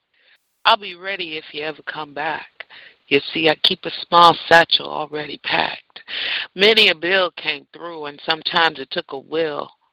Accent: San Francisco, California, United States; moved away; my hometown, same town me and my father were born

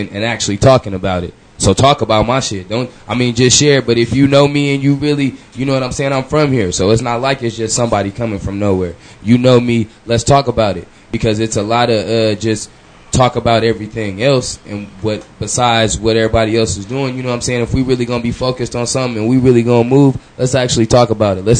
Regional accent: Hutchinson, Kansas, United States; I'm from Hutch

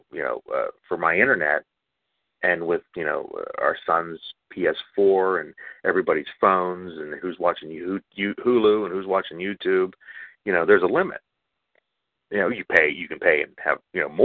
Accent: Scottdale, Pennsylvania, United States; I grew up in Scottsdale

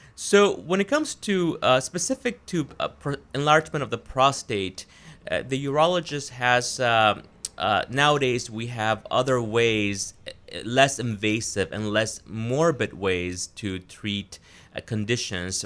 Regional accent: Florida, United States; moved away as an adult; also born or lived in Wisconsin / Providence, Rhode Island; now in Maine, United States; I'm originally from Florida

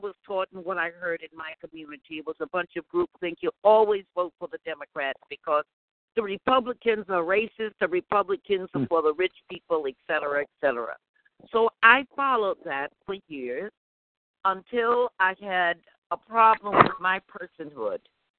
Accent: New York City, New York, United States; Well, I was born in Harlem, and I'm a black woman.

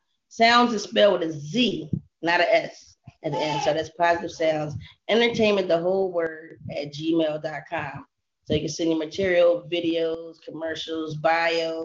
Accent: Los Angeles, California, United States; now I'm in Crenshaw District. I'm from

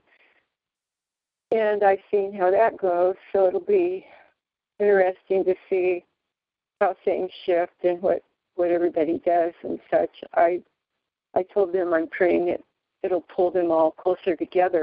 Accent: Ventura, California, United States; moved away; I lived there for over half of my life, maybe three-fourths of my life, so it's still dear to me. It's still, you know, like my hometown

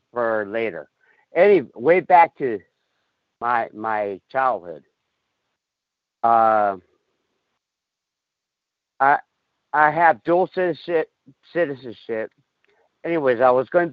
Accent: Los Angeles, California, United States; also born or lived in Mexico; now in Las Vegas, United States; I grew up in El Sereno

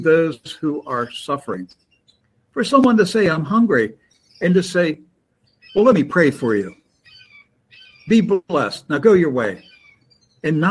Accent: Maryland, United States; now in Florida, United States; I grew up in Maryland, and our winters were not like Florida

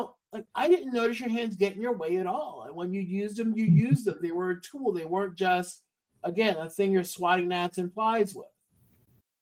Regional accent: New York, United States; I'm from New York. New Yorkers talk with their hands

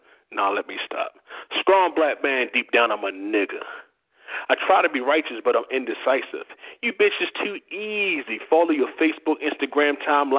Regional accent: Baltimore, Maryland, United States; moved away as an adult; now in Georgia, United States; I'm actually originally from Baltimore, Maryland.

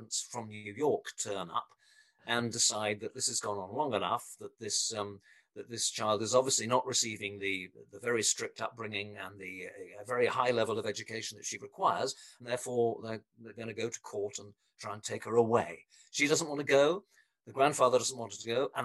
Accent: England, United Kingdom; moved away; I come from England originally, so you can probably tell it from my accent.

